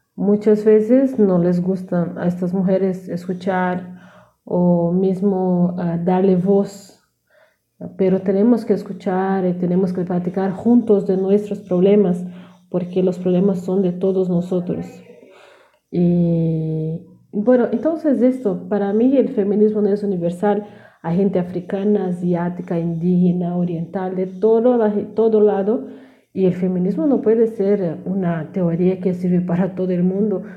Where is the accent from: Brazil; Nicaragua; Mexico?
Brazil; South Region; Spanish is a second language; soy de sur de Brasil